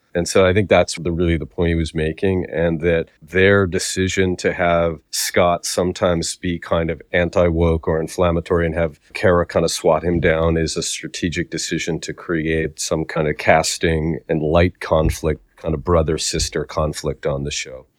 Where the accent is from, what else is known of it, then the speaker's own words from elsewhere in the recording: Canada; accent: Canadian; I do have a s, Canadian accent at times.